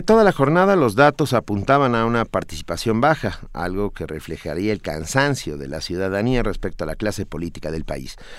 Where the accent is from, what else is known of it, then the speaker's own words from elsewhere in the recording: Mexico City, Mexico; Yo vengo de la Ciudad de México